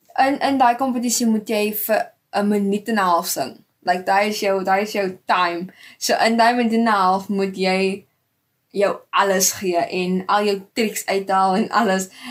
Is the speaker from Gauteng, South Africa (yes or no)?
no; Stellenbosch, Western Cape, South Africa; now in Gordon's Bay, South Africa; Ek is gebore in Stellenbosch en ek bly nou tydelik um in Gardens Bay